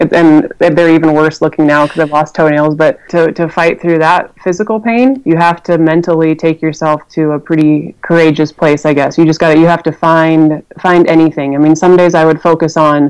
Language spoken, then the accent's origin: English; Rifle, Colorado, United States; Rifle, my hometown